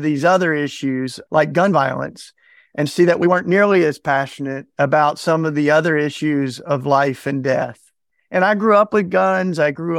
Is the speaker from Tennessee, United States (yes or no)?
yes; Tennessee, United States; So, you know, I grew up in Tennessee, fell in love with Jesus and the Bible Belt.